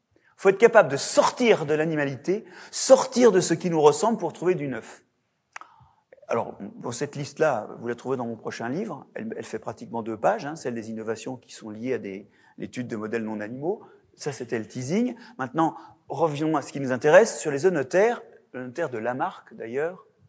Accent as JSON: {"language": "French", "region": "Brittany", "country": "France", "said": "de par chez moi, en Bretagne"}